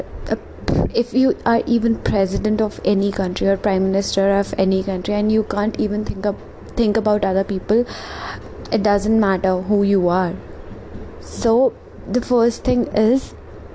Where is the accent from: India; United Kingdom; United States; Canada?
India; being an Indian, I pray and I'm really a very spiritual person